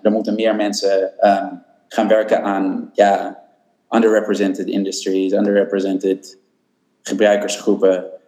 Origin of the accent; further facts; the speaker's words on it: Netherlands